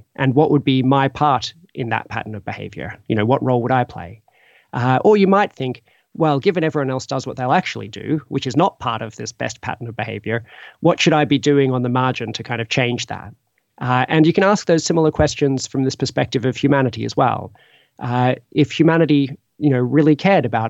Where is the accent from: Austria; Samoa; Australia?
Australia; now in Oxford, United Kingdom; I'm originally from Australia